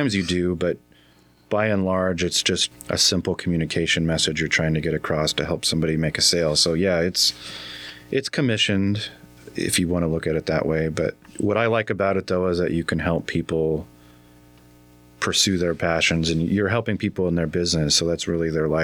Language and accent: English; Yakima, Washington, United States; moved away as an adult; now in Mesquite, United States; I grew up in Yakima